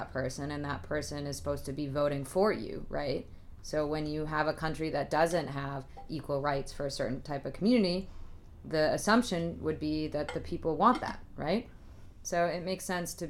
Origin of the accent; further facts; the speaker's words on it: the Northeast, Massachusetts, United States; moved away; I'm from the Northeast. We were in Massachusetts